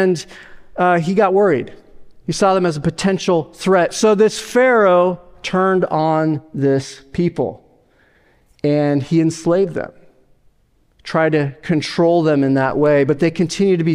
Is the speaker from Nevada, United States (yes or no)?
yes; Nevada, United States; moved away; I grew up in Nevada.